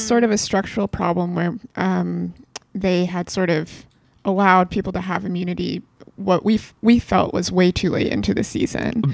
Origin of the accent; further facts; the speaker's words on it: West Coast, United States; I'm both from the West Coast